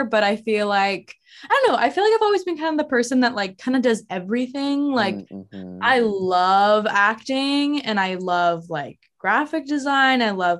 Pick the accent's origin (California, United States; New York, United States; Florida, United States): California, United States; Whittier; also born or lived in Fullerton, California; I was born and I grew up in Whittier, California. Mm-hmm. So it's like 40 minutes from here, maybe. Mm-hmm. 30-ish. Like 30. And then like I went to high school like in Fullerton.